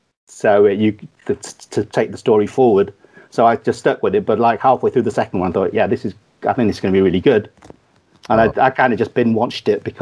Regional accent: Manchester, North West England, United Kingdom; accent: Manc; also born or lived in Kathmandu, Nepal; now in London, United Kingdom; I grew up in Manchester, every now and then people here say, oh, every now and then we can hear your Manchester accent. You're just trying to, your Manc accent, you're just trying to sound posh because you live down in London.

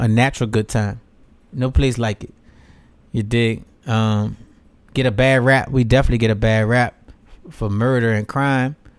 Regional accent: New Orleans, Louisiana, United States; I'm from New Orleans.

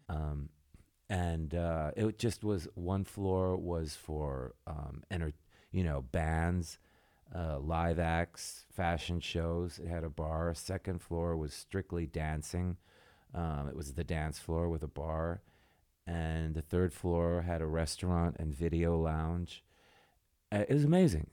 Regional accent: Michigan, United States; moved away; I'm from Michigan

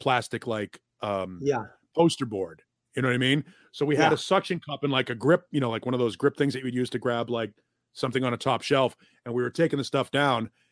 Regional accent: Boston, Massachusetts, United States; moved away as an adult; also born or lived in Memphis, Tennessee / New Orleans, Louisiana; I grew up in Massachusetts

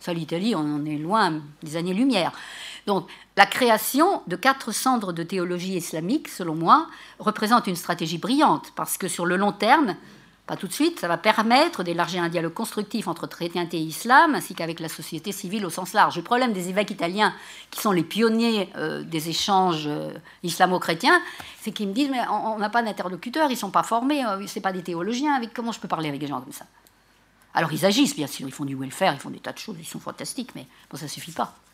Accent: Morocco; c'est parce que je suis marocain, je suis maléquite

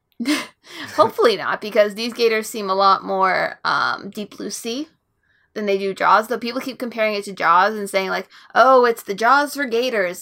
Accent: Florida, United States; natural born Floridian

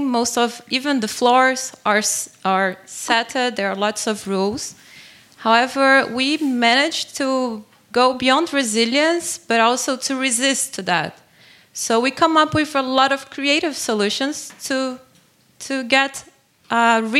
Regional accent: Brasilia, Federal District, Brazil; I was born and raised in Brasilia, which is the capital of Brazil.

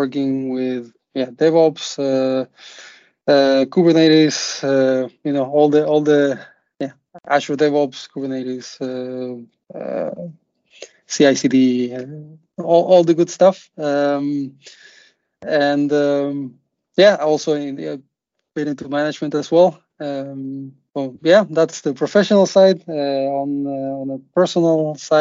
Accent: Uruguay; now in Denmark; I'm originally from Uruguay. I've been around quite a bit, so I've worked and lived in a few countries, but eventually made it to Denmark, and that's where I'm based now

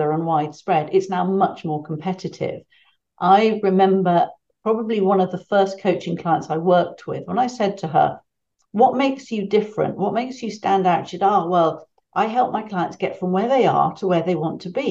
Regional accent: United Kingdom; accent: British; my British accent

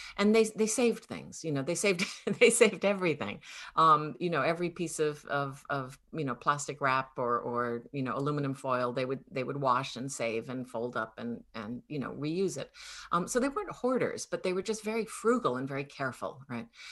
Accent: Connecticut, United States; growing up in Connecticut were very exotic

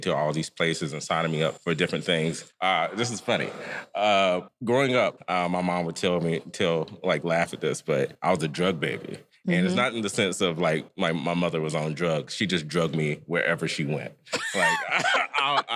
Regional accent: Piedmont, Alabama, United States; moved away as an adult; now in Washington, D.C., United States; I'm from Piedmont, Alabama

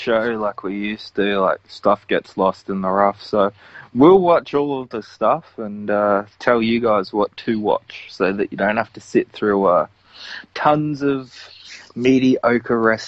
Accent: Australia; I'm Australian

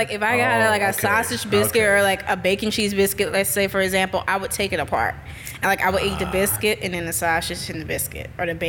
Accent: New Orleans, Louisiana, United States; now in Jackson, United States; I am from New Orleans.

